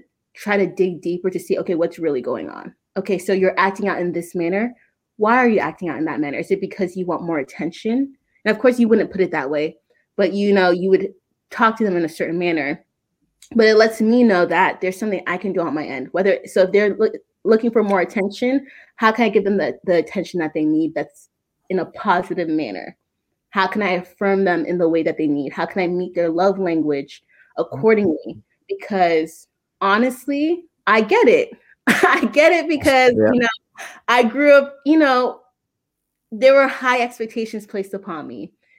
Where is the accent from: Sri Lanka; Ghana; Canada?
Ghana; now in United States; I'm from Ghana, but his father is Southern. My husband, he's from the South.